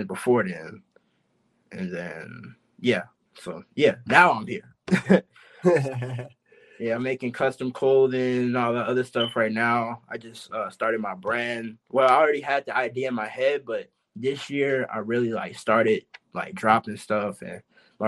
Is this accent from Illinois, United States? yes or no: yes; Chicago, Illinois, United States; now in Los Angeles, United States; I'm from Chicago, so, like, in Chicago, where I stayed in Chicago, I stayed in, like, this part of the city called Calumet City